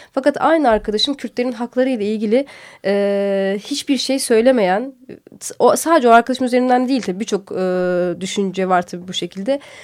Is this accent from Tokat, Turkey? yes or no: yes; Tokat, Turkey; now in Istanbul, Turkey; Tokat, ben Tokatlıyım.